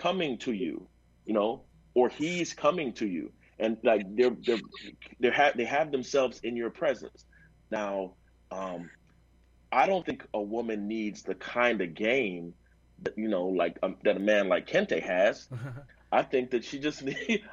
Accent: New York City, New York, United States; I'm from New York City

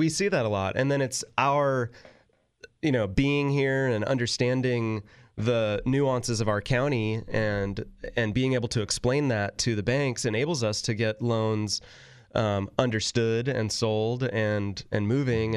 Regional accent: Northern California, United States; growing up in Northern California

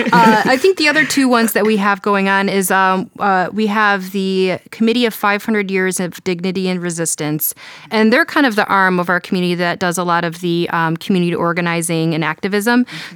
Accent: Detroit, Michigan, United States; now in Cleveland, United States; I grew up in Detroit

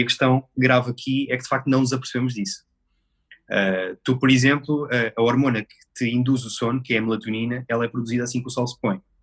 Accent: Rio Maior, Santarém District, Portugal; Eu sou de Romaior, distrito de Santarém

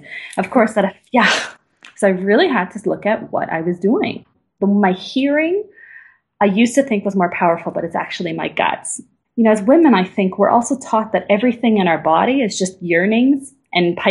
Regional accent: Canada; moved away as an adult; now in Berlin, Germany; I'm truly Canadian

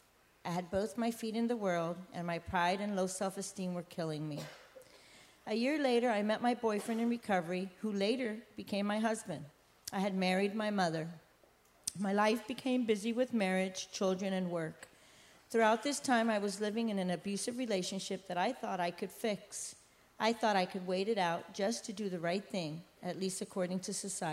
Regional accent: Puerto Rico; also born or lived in San Francisco, California, United States; I was born in San Francisco, and at the age of 8, my mother and father got divorced, forcing me to move with my mother and siblings to Puerto Rico.

